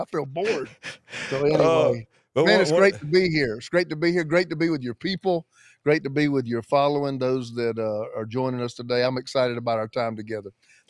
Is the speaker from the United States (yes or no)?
yes; the South, United States; I was raised on a farm and I was in the South my entire life. All my accent, my colloquialisms, everything I know is Southeast Church.